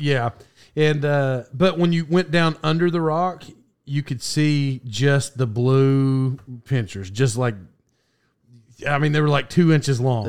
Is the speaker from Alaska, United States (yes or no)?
no; Locust Grove, Oklahoma, United States; I grew up in Locust Grove, Oklahoma